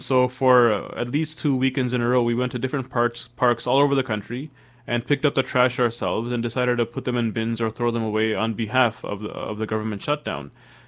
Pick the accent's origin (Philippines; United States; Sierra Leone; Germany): Sierra Leone; born there; You know, I was born in West Africa, Sierra Leone.